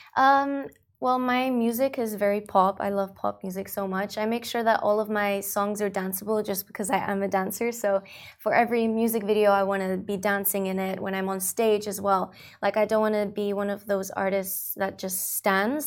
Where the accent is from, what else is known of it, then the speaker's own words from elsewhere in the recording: Dubai, United Arab Emirates; also born or lived in Australia; I um, grew up in Dubai. I've been here for 15 years. However, I was born in Australia.